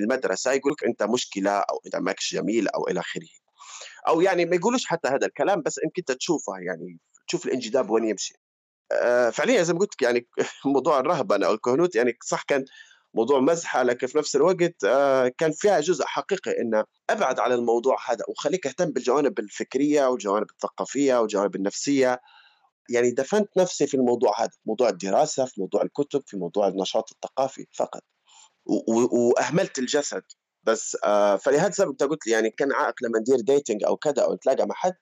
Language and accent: Arabic; Libya; moved away as an adult; أنا طلعت من ليبيا كان عمري عشرين، واحد وعشرين سنة